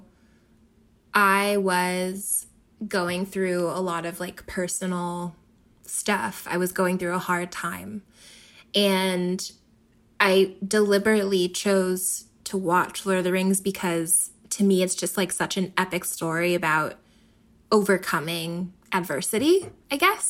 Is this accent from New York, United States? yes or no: no; Philadelphia, Pennsylvania, United States; I grew up in Philly